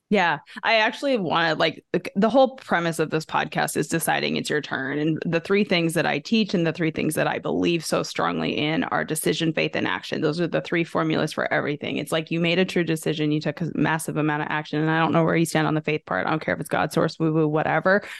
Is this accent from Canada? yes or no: yes; Canada; moved away as an adult; now in United States; growing up in Canada